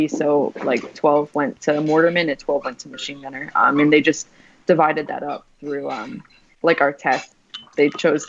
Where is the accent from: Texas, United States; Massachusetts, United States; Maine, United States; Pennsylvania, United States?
Massachusetts, United States; Cape Cod; I grew up in Cape Cod, Massachusetts